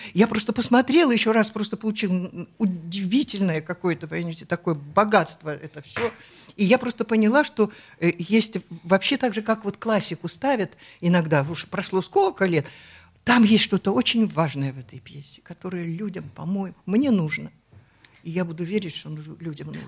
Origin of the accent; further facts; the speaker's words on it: Omsk, Omsk Oblast, Russia; moved away; also born or lived in Moscow; я сибирячка, я из Омска